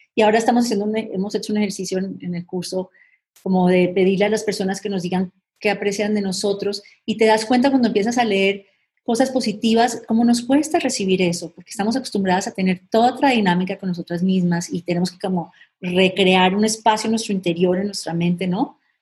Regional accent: Colombia; moved away; somos colombianas

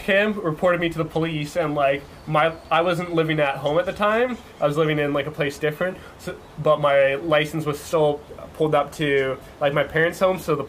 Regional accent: British Columbia, Canada; I was from British Columbia.

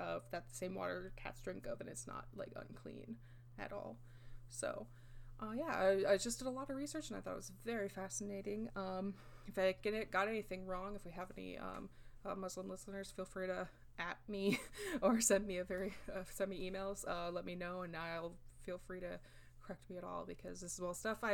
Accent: Midwest, United States; I was raised in the Midwest, white Midwest, like, Catholic raised, but not anymore

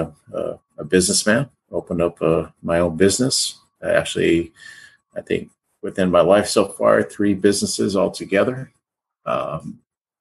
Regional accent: Pico Rivera, California, United States; California boy, born and raised in California. Grew up in Pico Rivera, California

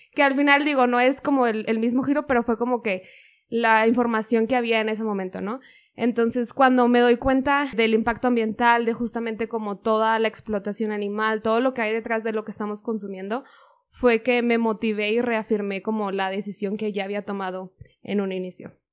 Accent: Monterrey, Nuevo León, Mexico; yo soy de Monterrey, entonces pues la cultura en Monterrey es carne asada todo el fin de semana. Y justo mi familia es muy regia

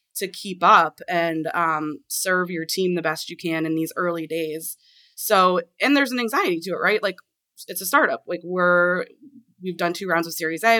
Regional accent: Portland, Maine, United States; now in Washington, D.C., United States; since I grew up in Maine. Like, when I, I'm from the Portland area

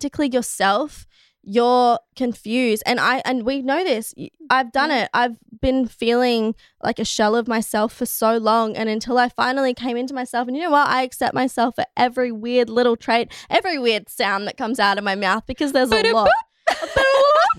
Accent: Australia; our society in Australia, because, you know, we came from the convicts, we came from England

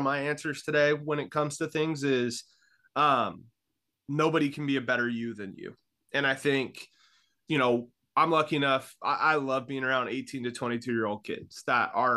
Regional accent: Vallejo, California, United States; moved away as an adult; now in Newberg, United States; I grew up in Northern California in the Bay Area, in Vallejo, California

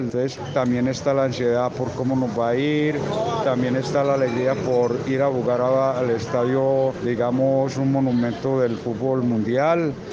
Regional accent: Antioquia, Colombia; como jugadores antioqueños

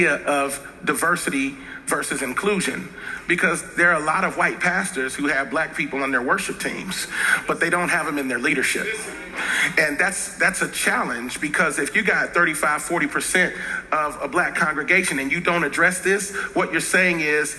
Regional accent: Cincinnati, Ohio, United States; I grew up in Cincinnati, Ohio, and born in 73, growing up, there was very real racial tension

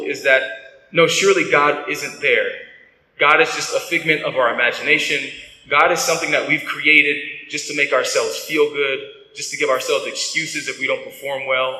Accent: United States; I'm I'm an American.

